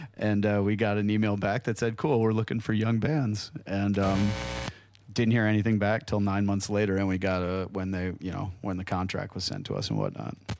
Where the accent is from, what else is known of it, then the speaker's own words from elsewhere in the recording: Hartland, Wisconsin, United States; a real small town called Heartland, Wisconsin